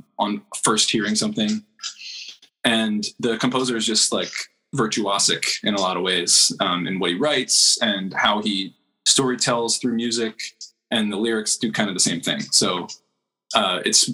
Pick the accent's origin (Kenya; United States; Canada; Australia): United States; Telford, Pennsylvania; I grew up in Telford, Pennsylvania